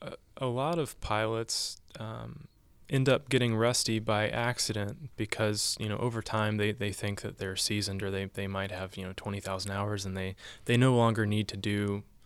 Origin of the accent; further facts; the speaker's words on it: the South, United States; I grew up in the South. I came here and I started asking myself questions.